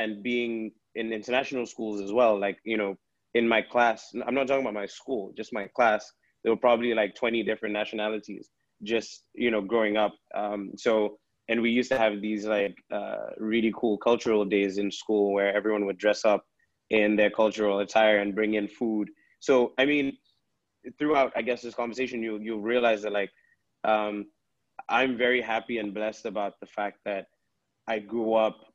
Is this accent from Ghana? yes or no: yes; Ghana; also born or lived in Gambia; I was growing up in Ghana, I guess those were my formative years